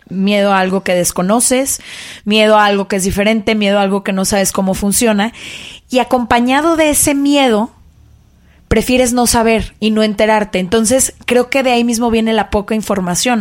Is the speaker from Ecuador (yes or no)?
no; Guadalajara, Jalisco, Mexico; yo crecí en Guadalajara en una familia muy conservadora